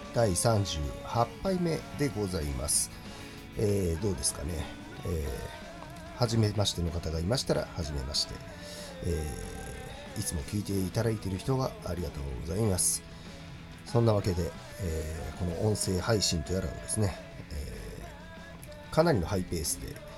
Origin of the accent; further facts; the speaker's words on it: Chiba, Japan; ちなみに私千葉県出身なんですけども